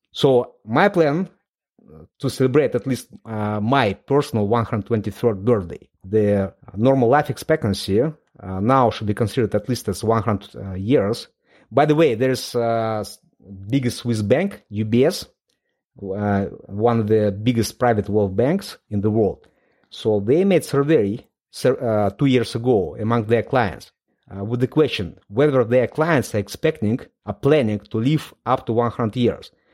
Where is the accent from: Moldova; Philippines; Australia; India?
Moldova; English is a second language; moved away as an adult; now in London, United Kingdom; I was born in Moldova. It's a very small country in, in Eastern Europe.